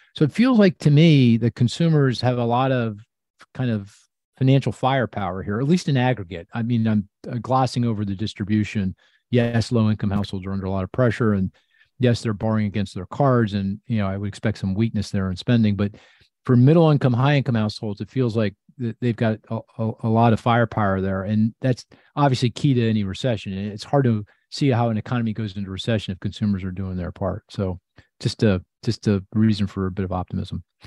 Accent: United States; I'm an American

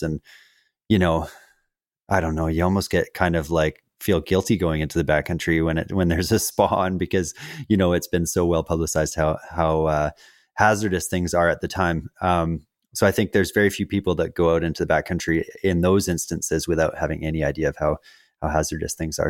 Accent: Western Canada, Canada; as a kid growing up in Western Canada

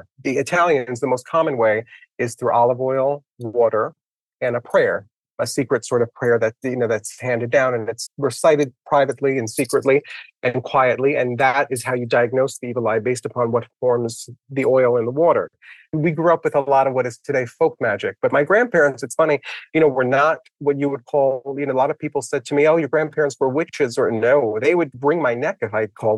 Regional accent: New York City, New York, United States; I grew up in the Bronx. My parents are from Italy

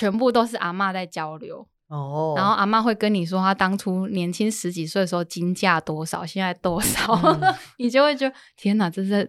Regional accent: Jinshan, New Taipei, Taiwan; born there; 这个就是我刚刚说的澡港边澡堂就没有那么有拘束，这是我我出生的地方。

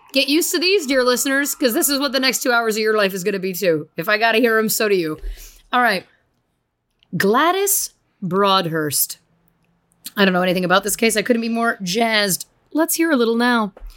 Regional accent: Canada; we're still being very Canadian

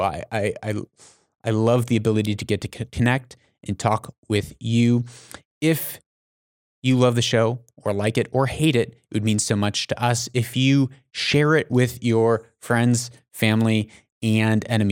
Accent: United States; I'm an American

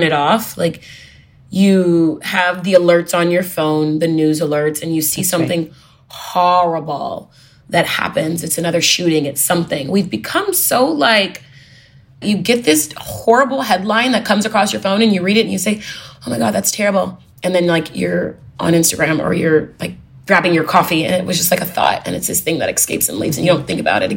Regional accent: Houston, Texas, United States; I'm from Texas, Houston, Texas.

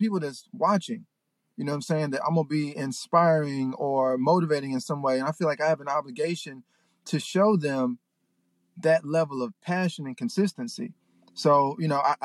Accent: Memphis, Tennessee, United States; now in Los Angeles, United States; I'm from Memphis.

